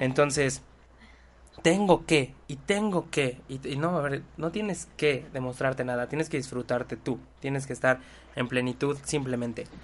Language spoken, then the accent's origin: Spanish; Mexico; soy mexicano